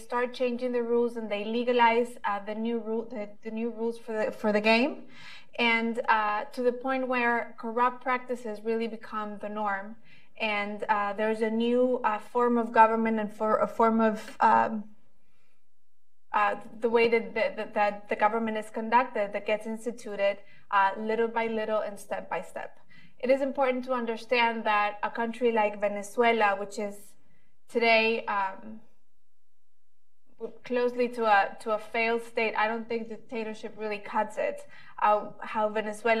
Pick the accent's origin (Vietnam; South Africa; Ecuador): Ecuador; I'm a journalist from Ecuador.